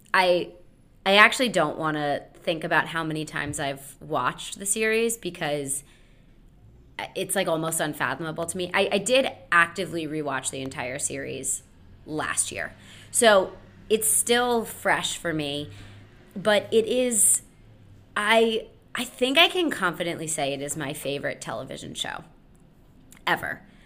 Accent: Connecticut, United States; growing up in Connecticut, uh, small town Connecticut

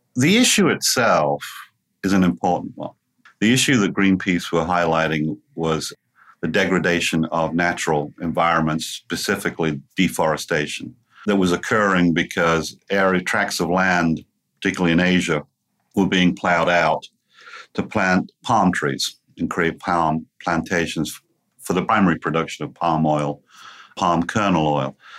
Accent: England, United Kingdom; moved away as an adult; now in Cincinnati, United States; I'm about three and a half thousand miles away from my original home which of course was in England. I actually came to the United States during the 1990s

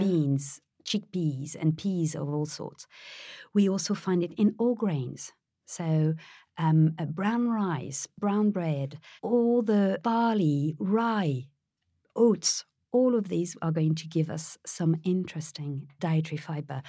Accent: Paris, Île-de-France, France; moved away; I was born in France, I was raised in Paris

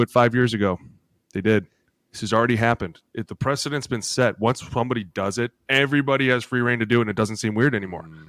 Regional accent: Cleveland, Ohio, United States; I grew up in Cleveland.

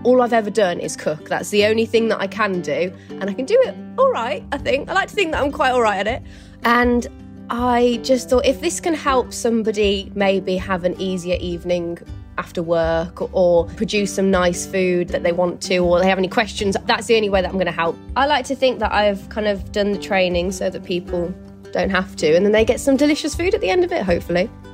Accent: Birmingham, West Midlands, United Kingdom; moved away as an adult; now in London, United Kingdom; So I live in London, but my hometown is in Birmingham

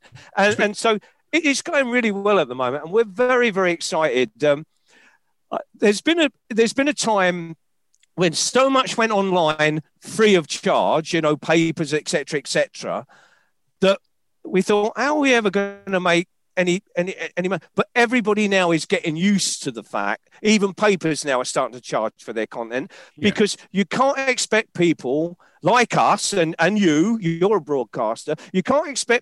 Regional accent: London, United Kingdom; I'm a Londoner.

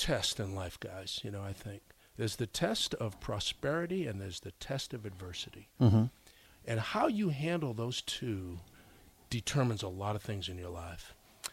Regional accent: Massachusetts, United States; also born or lived in New York; I was originally from New York, yeah, but I grew up in Massachusetts

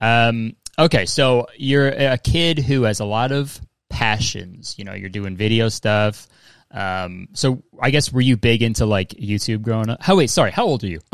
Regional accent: Canada; I'm Canadian

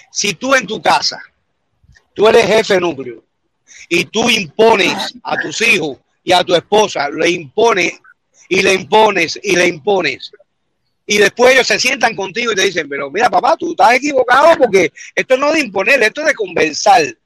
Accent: Santa Clara, Villa Clara, Cuba; yo soy de Santa Clara igual

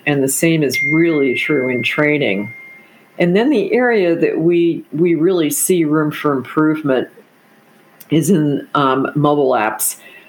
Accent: Texas, United States; And as a Texan, you'll appreciate that.

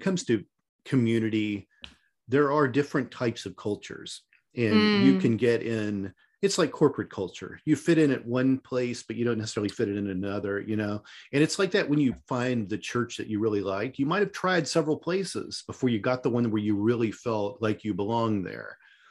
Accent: Midwest, United States; And I mean, I grew up in the Midwest.

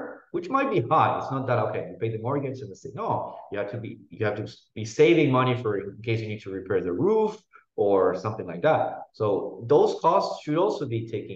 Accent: Argentina; moved away; I come from Argentina, which is a very messy country

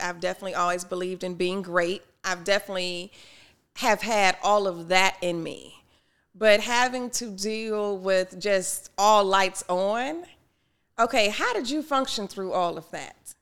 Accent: Detroit, Michigan, United States; growing up in Detroit, it was eighty-eight percent Black at the time

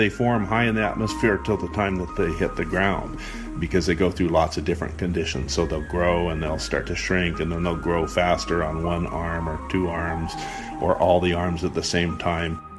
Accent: Reno, Nevada, United States; I am six and I'm from Reno, Nevada.

